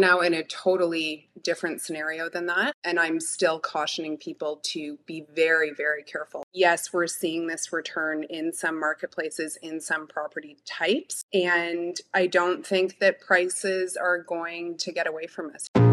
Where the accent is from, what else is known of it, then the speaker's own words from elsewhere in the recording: Toronto, Ontario, Canada; I was born and raised in Midtown Toronto